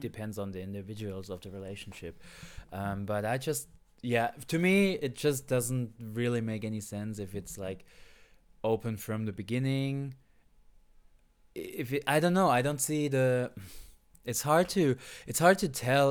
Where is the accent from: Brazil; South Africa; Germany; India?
Germany; Saarland; moved away